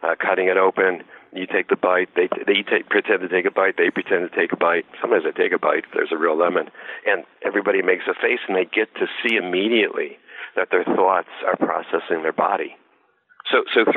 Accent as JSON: {"language": "English", "town": "Detroit", "region": "Michigan", "country": "United States", "said": "I'm from Detroit."}